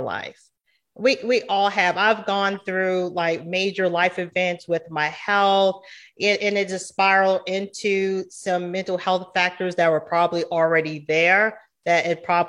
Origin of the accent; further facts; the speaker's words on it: Georgetown, South Carolina, United States; moved away as an adult; now in Charlotte, United States; I'm from Georgetown, South Carolina. So it's a very small town